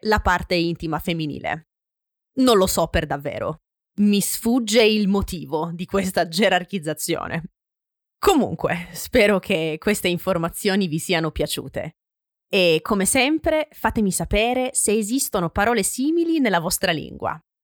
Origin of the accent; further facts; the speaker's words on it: Francavilla Fontana, Apulia, Italy; Nel mio paese, in Puglia, Francavilla Fontana